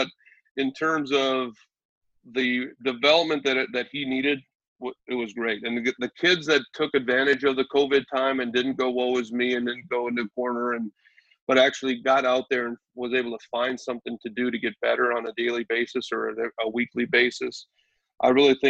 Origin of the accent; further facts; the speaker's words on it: Minnesota, United States; now in Wisconsin, United States; I grew up in Minnesota